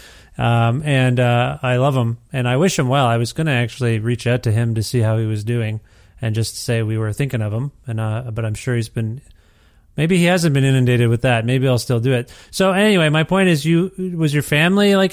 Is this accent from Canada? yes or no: yes; Canada; I was born in Canada